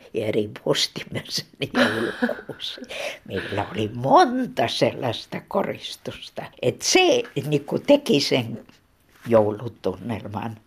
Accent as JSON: {"language": "Finnish", "town": "Terijoki", "region": "Leningrad Oblast", "country": "Russia", "tie": "born or raised there", "moved": "yes", "lives_now": "Helsinki, Finland", "said": "Minä olen kotoisin Kannakselta, Terjoelta."}